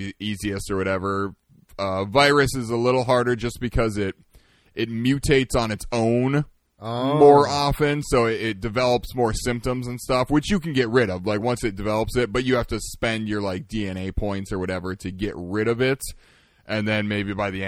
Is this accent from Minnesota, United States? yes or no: yes; Minneapolis, Minnesota, United States; we're from Minneapolis.